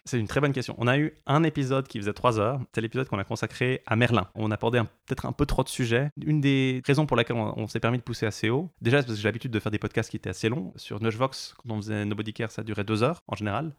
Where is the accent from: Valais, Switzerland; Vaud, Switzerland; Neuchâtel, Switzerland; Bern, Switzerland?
Vaud, Switzerland; Lausanne; accent: Lausanne; J'ai grandi à Lausanne, juste en dessous d'une grande cathédrale gothique